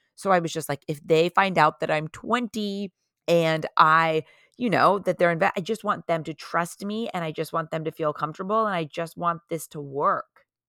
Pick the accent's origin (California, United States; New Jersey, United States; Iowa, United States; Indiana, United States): California, United States; Orange County; also born or lived in San Diego, California; I am from Orange County, California, originally